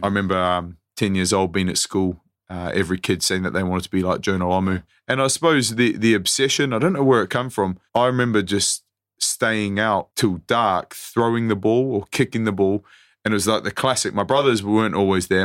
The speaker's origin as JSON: {"language": "English", "country": "New Zealand", "tie": "born or raised there", "also_born_or_lived": "East Sussex / Worcester", "moved": "yes", "said": "I grew up in New Zealand"}